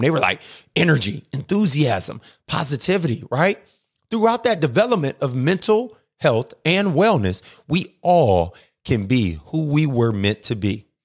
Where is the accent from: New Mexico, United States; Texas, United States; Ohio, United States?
Ohio, United States; Akron; now in Atlanta, United States; I'm originally from Akron, Ohio. I live in Atlanta, Georgia now